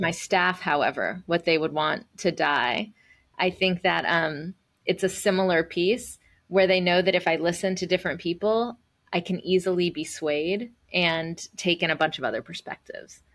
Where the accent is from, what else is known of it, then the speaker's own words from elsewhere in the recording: the South, United States; being a first generation, um, Indian American, uh, growing up in the South